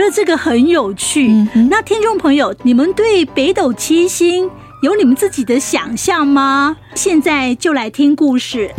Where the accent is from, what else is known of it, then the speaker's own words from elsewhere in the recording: Taiwan; 我们台湾人的雨衣